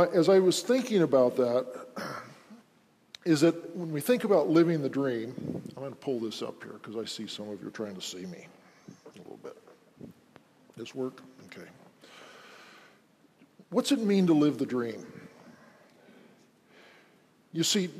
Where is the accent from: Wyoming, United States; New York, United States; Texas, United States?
Wyoming, United States; I'm from Wyoming. I grew up in Wyoming.